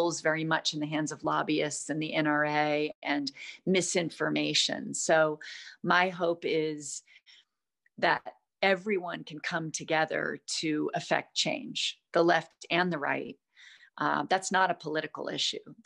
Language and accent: English; United States; being American